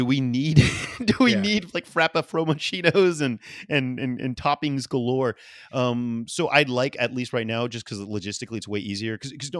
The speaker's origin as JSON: {"language": "English", "town": "New Orleans", "region": "Louisiana", "country": "United States", "said": "I don't understand why, but I am a guy from New Orleans."}